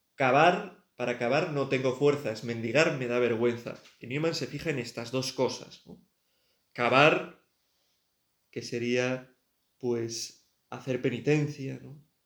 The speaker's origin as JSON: {"language": "Spanish", "town": "Pamplona", "region": "Navarre", "country": "Spain", "also_born_or_lived": "Tudela", "said": "Pamplona, que es de donde yo soy y donde está mi familia"}